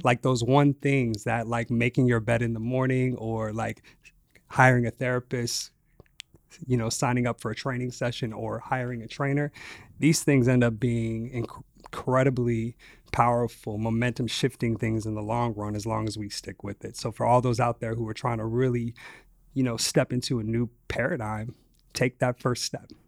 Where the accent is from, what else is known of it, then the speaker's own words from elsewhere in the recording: Las Vegas, Nevada, United States; So I grew up in Las Vegas, east side of Las Vegas, in the projects